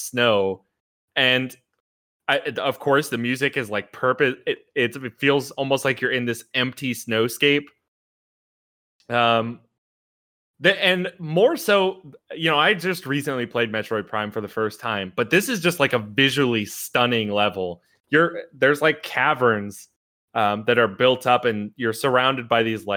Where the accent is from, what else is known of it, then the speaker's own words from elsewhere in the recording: Philadelphia, Pennsylvania, United States; now in Florida, United States; I grew up in Philly.